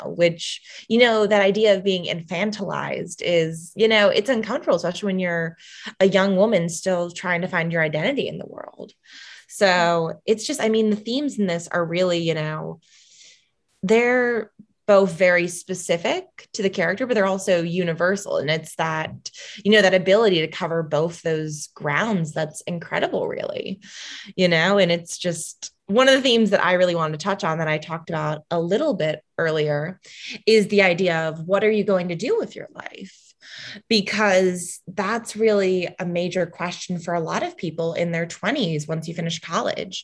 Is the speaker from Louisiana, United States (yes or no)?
no; Chicago, Illinois, United States; I grew up in the North Shore of Chicago, which is predominantly Jewish.